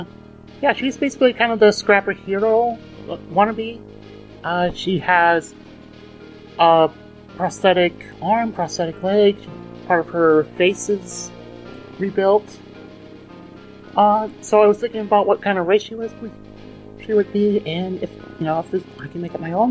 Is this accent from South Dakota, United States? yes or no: yes; South Dakota, United States; I grew up in South Dakota, so we usually get snow in as late as May.